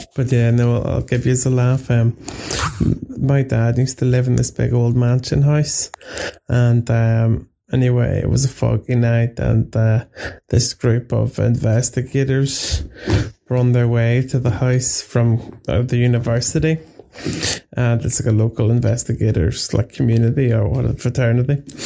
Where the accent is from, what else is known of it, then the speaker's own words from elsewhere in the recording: Belfast, Northern Ireland, United Kingdom; I'm from Belfast in Ireland.